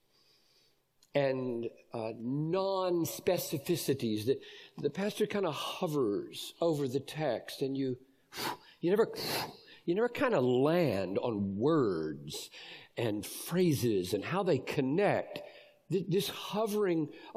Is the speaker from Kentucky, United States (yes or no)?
no; Greenville, South Carolina, United States; I grew up in Greenville, South Carolina